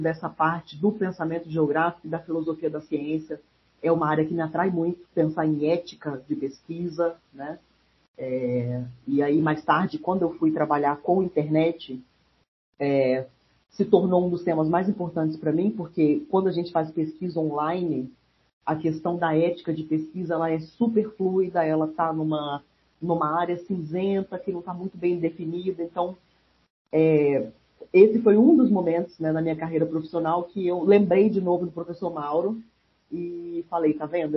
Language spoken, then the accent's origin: Portuguese; Brasília, Federal District, Brazil; eu nasci em Brasília cresci fui criada lá